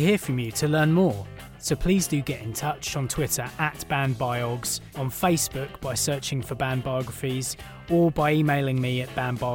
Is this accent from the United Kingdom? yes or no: yes; United Kingdom; I'm British